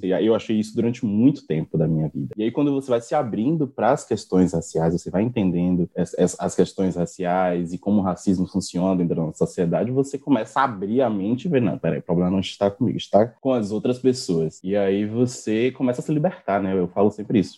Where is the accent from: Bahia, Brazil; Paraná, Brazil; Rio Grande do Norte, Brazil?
Bahia, Brazil; Salvador; sou daqui de Salvador